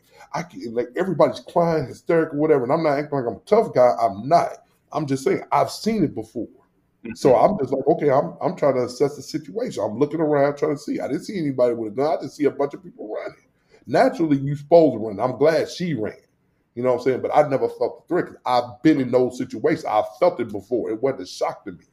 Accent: St. Louis, Missouri, United States; now in Rochester, United States; I grew up in Northside St. Louis

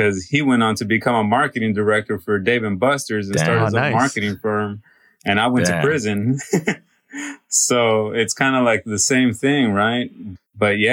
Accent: Southern California, United States; I grew up in Southern California, Los Angeles, Santa Ana, Orange County, San Diego

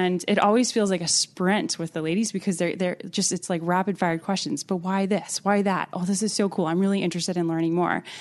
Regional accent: Alexandria, Virginia, United States; I'm originally from Virginia, and I was raised in Alexandria, right outside of D C.

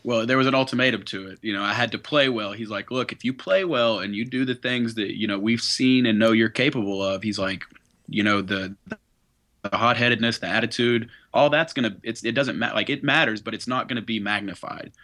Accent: Knoxville, Tennessee, United States; we're from Knoxville, Tennessee

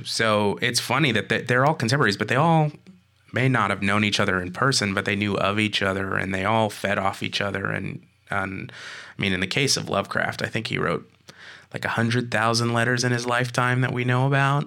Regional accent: California, United States; moved away; also born or lived in Rhode Island; I'm from California

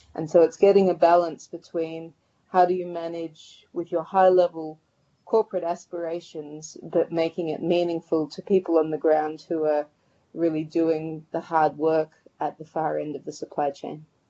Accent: Sydney, New South Wales, Australia; moved away as an adult; also born or lived in Thailand; now in Sydney, Australia; I moved back from Thailand after five years back home to Sydney.

